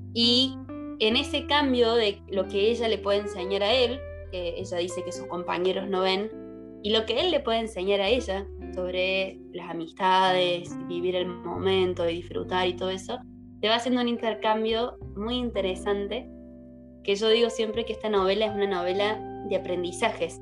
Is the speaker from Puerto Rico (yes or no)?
no; Córdoba, Argentina; también soy de Córdoba